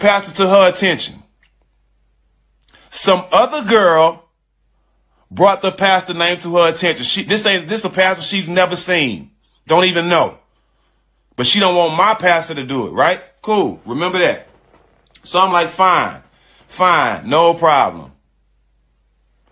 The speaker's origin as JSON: {"language": "English", "town": "Port Arthur", "region": "Texas", "country": "United States"}